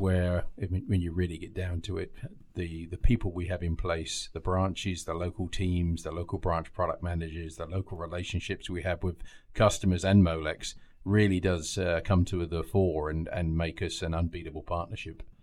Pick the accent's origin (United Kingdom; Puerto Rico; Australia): United Kingdom; England; moved away as an adult; now in United States; So I hail from England originally, um, and I've been over here about ten years.